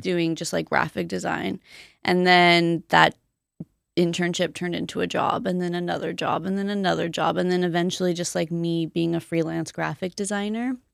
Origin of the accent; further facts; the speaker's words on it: Colton, California, United States; also born or lived in Boyle Heights, Los Angeles; I grew up mostly in Colton